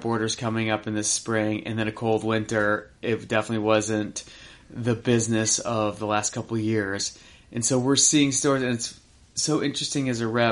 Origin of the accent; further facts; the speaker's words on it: Upper Midwest, United States; moved away; growing up in Upper Midwest